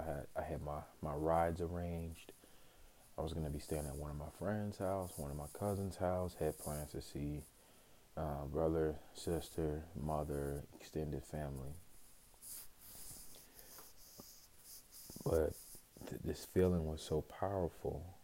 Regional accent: Chicago, Illinois, United States; now in Phoenix, United States; I was born in Chicago, Illinois.

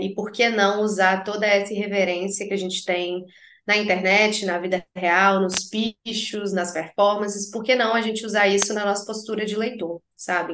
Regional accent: Belo Horizonte, Minas Gerais, Brazil; moved away as an adult; now in United States; eu nasci em Belo Horizonte, morei em Belo Horizonte, na mesma casa, para sempre, assim até eu sair e ir para os Estados Unidos

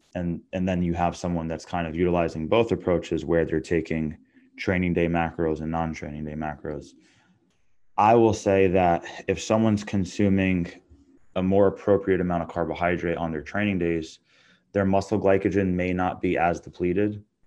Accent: Long Island, New York, United States; I'm from Long Island, New York.

